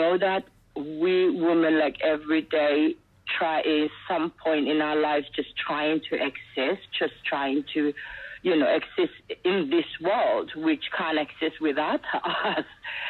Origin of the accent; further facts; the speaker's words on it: Somaliland, Somalia; born there; So I was born in Somalia, which is the British colonized part, which is called Somaliland now.